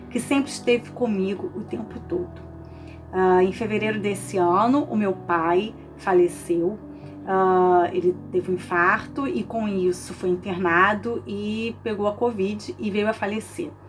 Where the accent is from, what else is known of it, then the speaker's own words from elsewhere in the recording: Niterói, Rio de Janeiro, Brazil; sou de Niterói, estado do Rio de Janeiro.